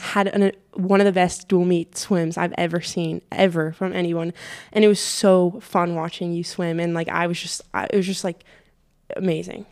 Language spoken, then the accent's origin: English; United States; I am American